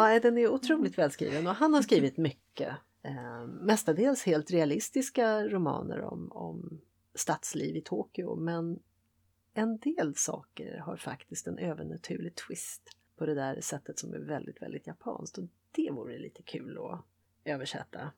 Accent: Sweden; jag är vare sig det ena eller det andra, jag är svensk

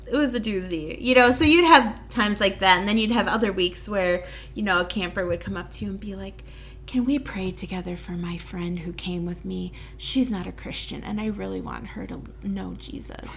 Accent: Waukesha, Wisconsin, United States; I grew up in Waukesha, which is in Waukesha County

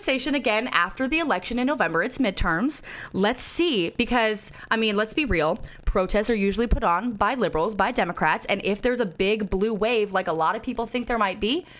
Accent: Jacksonville, Florida, United States; Jacksonville, Florida, my hometown.

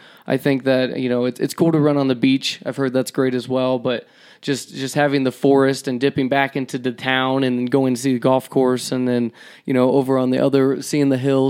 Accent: Georgia, United States; moved away as an adult; also born or lived in Alabama; now in Mammoth Lakes, United States; I'm from Georgia originally, born in Alabama, moved to Georgia when I was 2, was raised there my entire life till 18

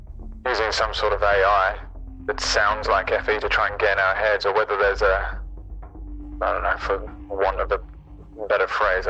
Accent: Newfoundland and Labrador, Canada; accent: Newfoundland; It's my accent. Yeah, I'm from Newfus. On Newfus, we sound like this. I have a different accent to you, all right?

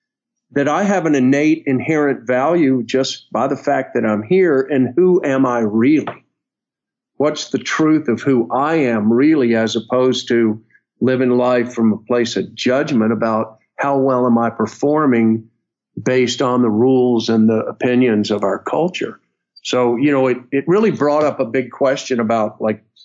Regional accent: North Florida, United States; I grew up in North Florida

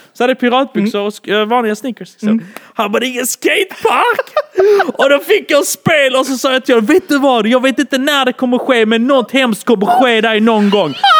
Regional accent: Malmö, Skåne, Sweden; jag är från Malmö men är ursprungligen från Bålda.

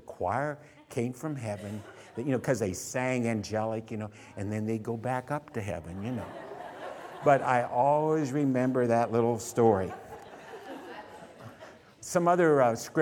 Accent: Canton, Ohio, United States; moved away as an adult; also born or lived in San Francisco, California; now in California, United States; I came from Canton, Ohio.

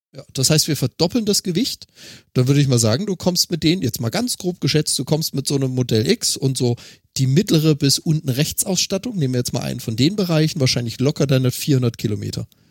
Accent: Freiburg im Breisgau, Baden-Württemberg, Germany; meine Heimatstadt Freiburg im Breisgau

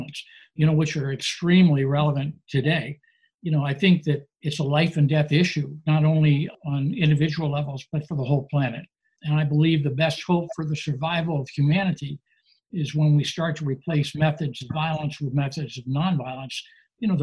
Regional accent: Virginia, United States; also born or lived in Maryland; now in Los Angeles, United States; My family was wealthy at the time, and I lived in a segregated neighborhood of Virginia

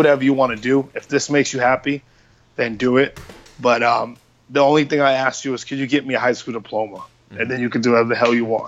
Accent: Boston, Massachusetts, United States; growing up in Dorchester was rough

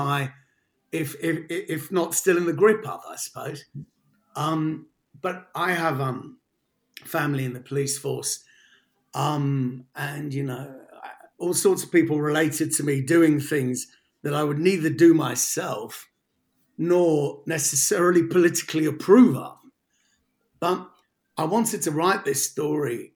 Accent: London, United Kingdom; moved away as an adult; now in South West England, United Kingdom; I grew up in Paddington in central London

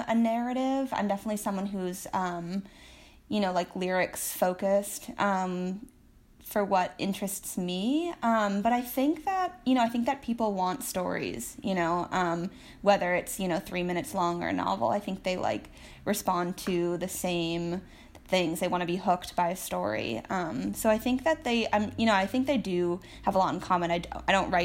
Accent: Martha's Vineyard, Massachusetts, United States; moved away as an adult; now in Oregon, United States; I'm from an island off the coast of Massachusetts, Martha's Vineyard

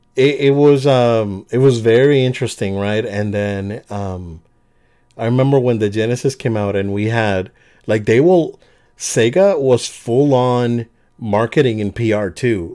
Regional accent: Puerto Rico; moved away; I, I born and raised in Puerto Rico

